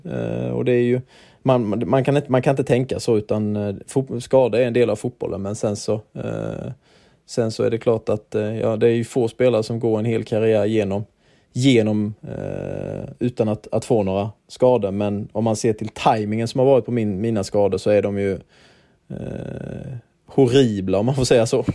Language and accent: Swedish; Herrestad, Sweden; moved away; Herrestad där, där, vi, där jag är uppvuxen